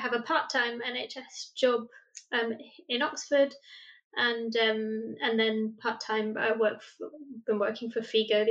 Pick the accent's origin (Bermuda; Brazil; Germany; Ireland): Brazil; moved away as an adult; also born or lived in Nottingham, United Kingdom; now in United Kingdom; I was born and brought up in Brazil, have an English mum and a Brazilian dad